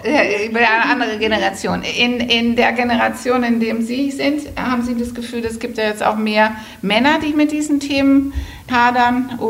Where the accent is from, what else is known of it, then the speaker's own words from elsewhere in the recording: Netherlands; now in Germany; Ich bin ja Holländerin und äh, in Holland, das ist auch das Modell